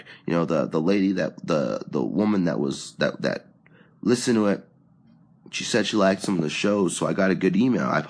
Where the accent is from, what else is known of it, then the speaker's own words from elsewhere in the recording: California, United States; now in Texas, United States; I am from California normally